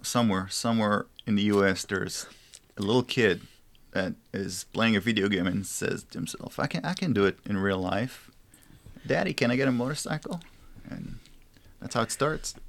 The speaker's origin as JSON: {"language": "English", "country": "Israel", "moved": "yes", "said": "I'm from Israel"}